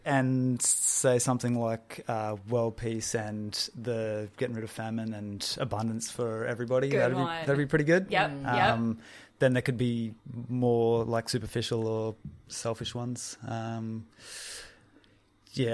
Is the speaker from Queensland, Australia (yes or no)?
yes; Mackay, Queensland, Australia; also born or lived in Brisbane; Okay, so I grew up in and around Mackay and then early 20s moved to Brizzy.